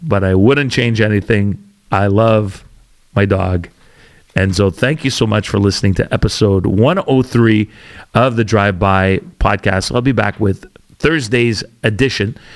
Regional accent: Canada; also born or lived in Calgary, Alberta / Ontario; We're Canadian, or we're all Canadian.

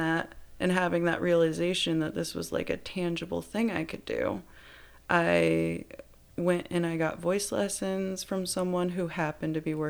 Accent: Granville, Michigan, United States; Granville, Michigan.

